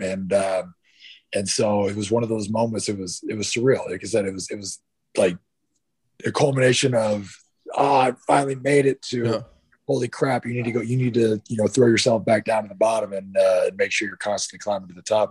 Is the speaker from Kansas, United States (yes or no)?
no; Northern California, United States; also born or lived in Dallas, Texas; I was born in Dallas, right? I was born in yeah. Dallas. I left Dallas, uh, Texas, when I was two, I was, um, and moved to Northern California. So I was raised in Northern okay. California.